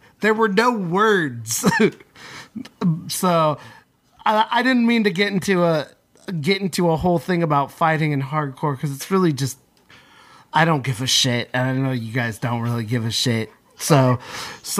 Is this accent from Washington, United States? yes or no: yes; Seattle, Washington, United States; when I grew up in Seattle, during the mid 2000s up into 2010